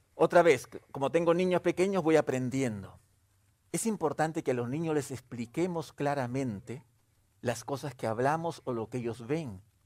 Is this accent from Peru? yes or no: yes; Peru; yo soy de origen peruano, soy, soy peruano de origen